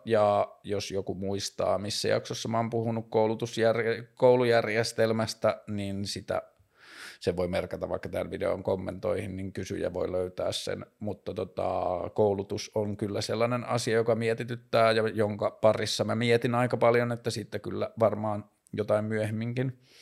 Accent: Tornio, Lapland, Finland; mä oon kasvanut Torniossa

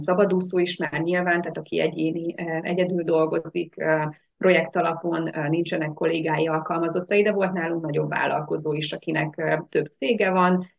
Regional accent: Nagydobos, Szabolcs-Szatmár-Bereg, Hungary; Szabolcs Szatmár Bereg megyéből származom, Nagydobosról

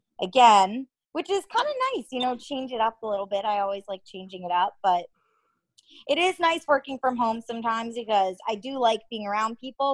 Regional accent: Connecticut, United States; moved away; I am from Connecticut. Where I'm from is probably around 45 minutes out of New York City, so pretty close there

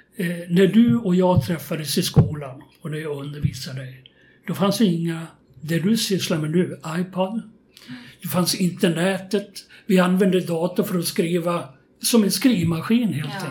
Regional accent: Köping, Västmanland, Sweden; also born or lived in Västerås; jag gick åtta år i skolan och då bodde vi i Köping. Eh, jag är född i Västerås

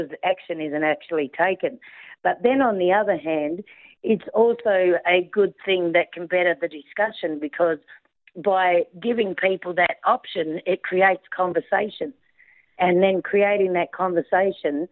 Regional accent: Australia

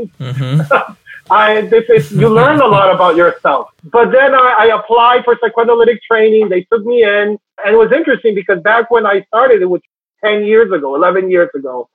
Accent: Venezuela; moved away as an adult; now in New York City, United States; I come from Venezuela. I've been here in the United States for 15 years, always in New York City.

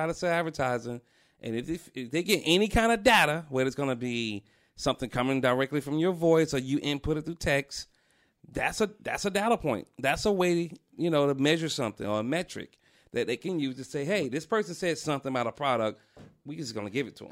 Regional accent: Atlanta, Georgia, United States; I'm from Atlanta

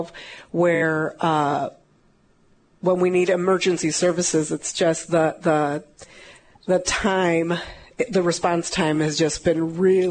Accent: Braidwood, Illinois, United States; also born or lived in Essex, Illinois; I grew up in Braidwood, and I've been in Essex, which is the next town over from Braidwood, as a child

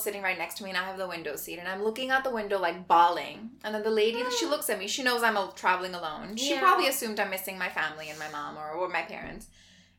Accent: India; also born or lived in Winnipeg, Canada; now in Canada; born and raised in India, moved to Canada not once, twice.

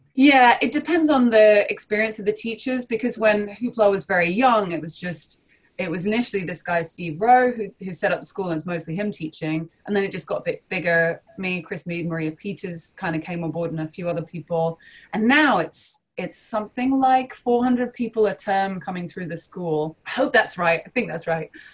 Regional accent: London, United Kingdom; I'm from London.

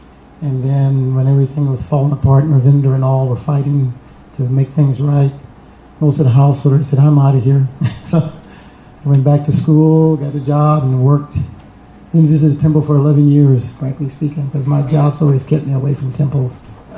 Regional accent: Atlanta, Georgia, United States; I'm from Atlanta, so you know, we have another set of gurus down there.

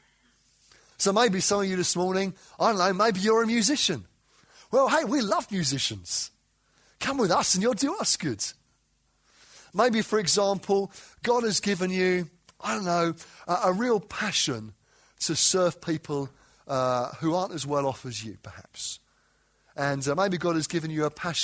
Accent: London, United Kingdom; moved away as an adult; now in Derby, United Kingdom; I didn't grow up in Derby. I grew up in southeast London, North Kent, if I want to sound posh. The reality is southeast London.

